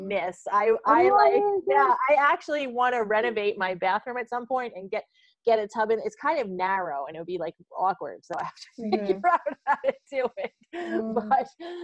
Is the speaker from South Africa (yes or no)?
no; United States; I grew up in the United States